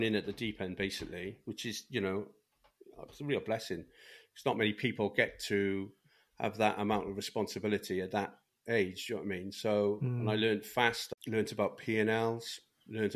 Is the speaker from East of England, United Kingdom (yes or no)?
no; Cardiff, Wales, United Kingdom; So I'm from South Wales, originally from Cardiff.